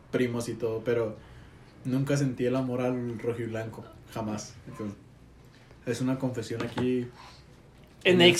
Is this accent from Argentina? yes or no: no; Mexico City, Mexico; soy barrio y luego soy allá de Tepito, hijo.